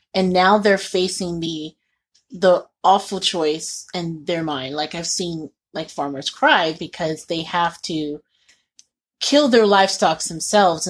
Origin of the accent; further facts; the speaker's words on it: Indiana, United States; I grew up in Indiana